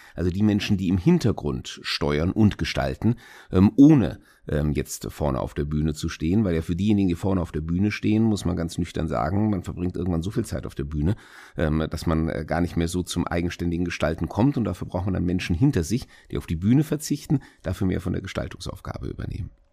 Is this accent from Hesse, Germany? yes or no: yes; Hesse, Germany; in Hessen oder natürlich äh, in meinem eigenen Wahlkreis, in meiner Heimatstadt